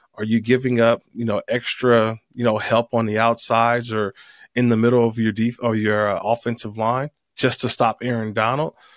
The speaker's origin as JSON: {"language": "English", "town": "Oakland", "region": "California", "country": "United States", "tie": "born or raised there", "also_born_or_lived": "San Diego", "said": "my hometown, Oakland, California."}